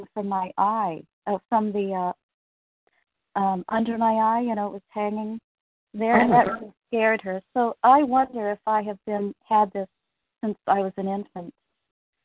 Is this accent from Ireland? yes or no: no; Midwest, United States; moved away; also born or lived in Chicago / Canada; I'm actually from the Midwest.